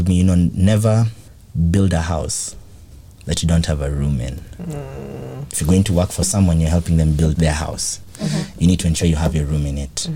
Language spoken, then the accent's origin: English; Kenya; also born or lived in Mexico; I'm from Kenya